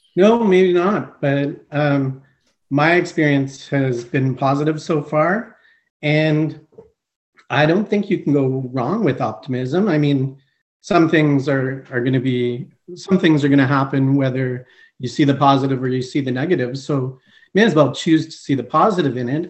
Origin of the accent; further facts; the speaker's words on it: Montreal, Quebec, Canada; also born or lived in Eastern Canada / Greater Toronto Area; now in Guelph, Canada; I am originally from Montreal, Quebec. I grew up uh, Eastern